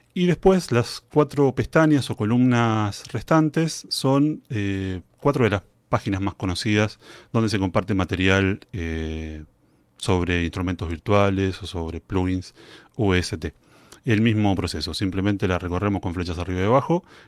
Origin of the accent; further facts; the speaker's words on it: Argentina; Soy músico, integrante de la Banda Sinfónica Nacional de mi país